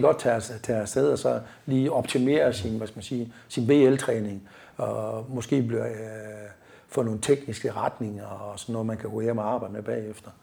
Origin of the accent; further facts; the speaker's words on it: Hirtshals, North Denmark Region, Denmark; moved away as an adult; also born or lived in Aalborg; så kunne jeg så ikke opfylde mine egne ambitioner hjemme i Hirsas længere